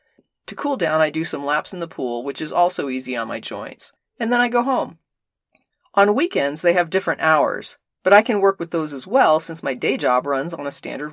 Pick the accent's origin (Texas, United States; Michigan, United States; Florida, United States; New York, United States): Florida, United States; Orlando; not unlike the one I grew up in Orlando.